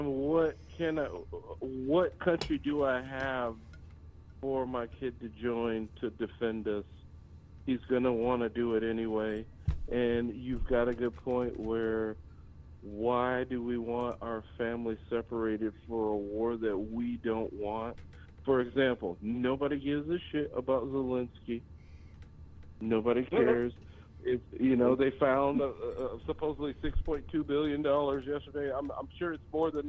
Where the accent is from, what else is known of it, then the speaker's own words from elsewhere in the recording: United States; as an American citizen